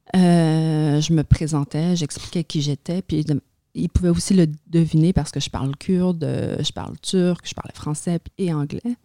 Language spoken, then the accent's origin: French; Montreal, Quebec, Canada; born or raised there; French is a second language; also born or lived in a Kurdish village, Turkey